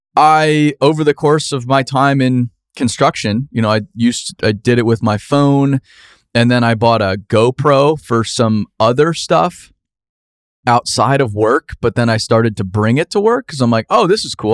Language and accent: English; Phoenix, Arizona, United States; where I grew up in Phoenix, Arizona.